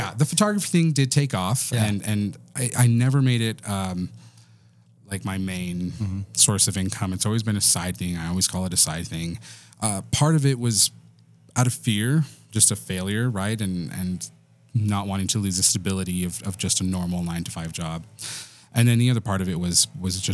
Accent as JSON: {"language": "English", "town": "Silver City", "region": "New Mexico", "country": "United States", "tie": "born or raised there", "also_born_or_lived": "Texas", "said": "I was born in Texas, grew up in New Mexico, and grew up in this very small little town called Silver City."}